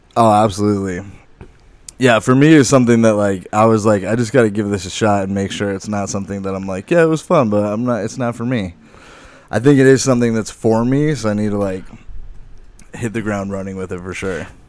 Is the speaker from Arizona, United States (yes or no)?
yes; Lake Havasu City, Arizona, United States; I'm from Lake Havasu